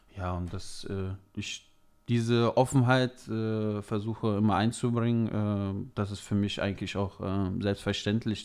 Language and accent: German; near Leverkusen, North Rhine-Westphalia, Germany; moved away as an adult; now in Mannheim area, Germany; aus meiner Heimat im Rheinland, in, äh, in, der Nähe von oder in der Umgebung von Leverkusen